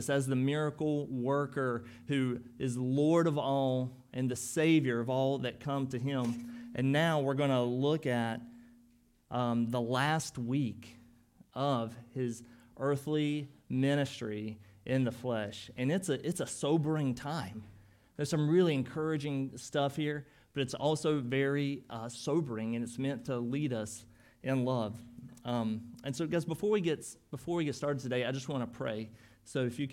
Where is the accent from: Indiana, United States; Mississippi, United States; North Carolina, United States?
North Carolina, United States; now in Chicago, United States; I'm from North Carolina